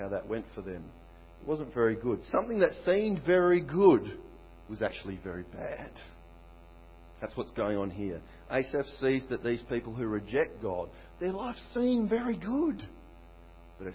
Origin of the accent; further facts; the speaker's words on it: Australia; I'm Aussie.